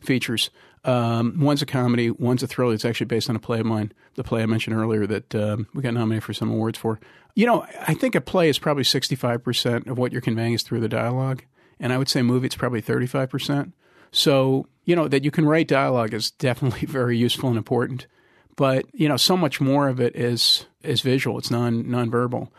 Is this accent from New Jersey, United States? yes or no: yes; Trenton, New Jersey, United States; I'm from Trenton